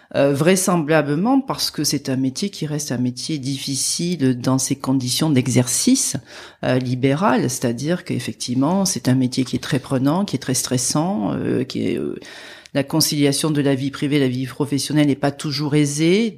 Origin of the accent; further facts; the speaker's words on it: France; accent: accent chantant; mon petit accent chantant